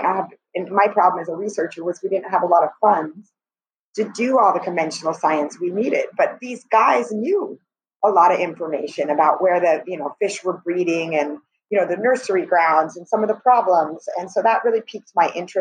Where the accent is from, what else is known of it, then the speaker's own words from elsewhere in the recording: California, United States; moved away as an adult; also born or lived in Turks and Caicos Islands; now in Barbados; I was born and raised in California